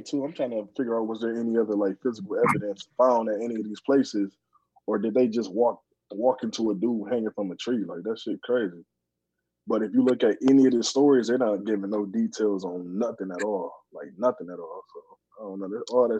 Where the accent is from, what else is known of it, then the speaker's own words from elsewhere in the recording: Saginaw, Michigan, United States; now in Kalamazoo, United States; from Saginaw. Staying here in Kalamazoo right now, being here a nice little minute now. I'm damn near local.